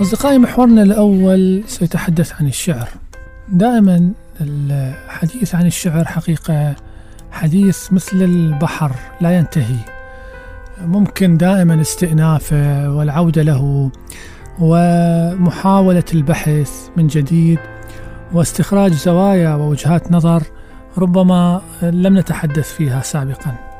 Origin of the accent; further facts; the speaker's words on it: Baghdad, Baghdad Governorate, Iraq; عندنا في بغداد